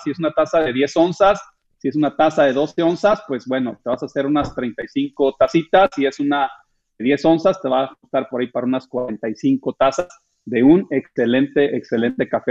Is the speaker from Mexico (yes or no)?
yes; Michoacán, Mexico; now in United States; yo soy originario del estado de Michoacán, Andrés. Eh, por allá nací en aquellas tierras de Michoacán